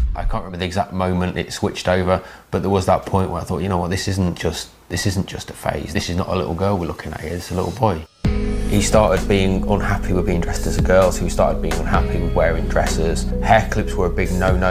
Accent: New York, United States; moved away; also born or lived in Los Angeles; I am from New York. I lived in Los Angeles.

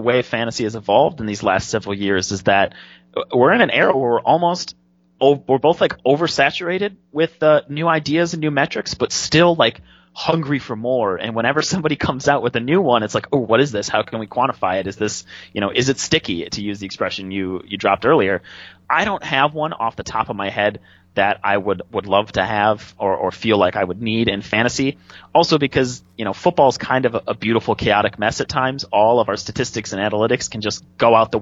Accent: Wisconsin, United States; I'm from Wisconsin

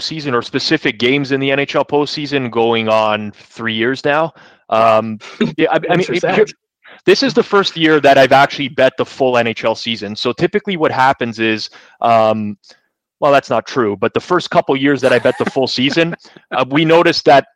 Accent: Canada; I grew up a huge hockey fan, obviously being Canadian, the majority of us are

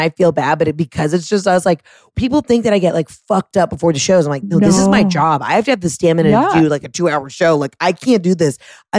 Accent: Fresno, California, United States; And we're from Fresno.

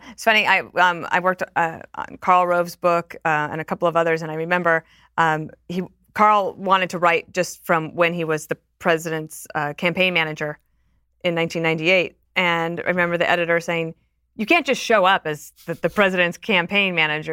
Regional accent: Wyoming, United States; also born or lived in England; now in New York, United States; I'm from Wyoming

